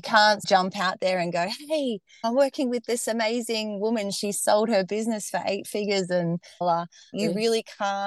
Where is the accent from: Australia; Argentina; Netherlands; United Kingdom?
Australia; accent: Australian; I'm based in Australia, if you couldn't tell from my accent already